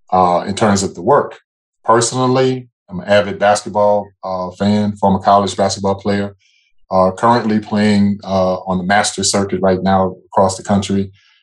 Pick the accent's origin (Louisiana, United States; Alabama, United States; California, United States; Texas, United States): Louisiana, United States; New Orleans; So my background is I'm originally from New Orleans, Louisiana. That's my hometown.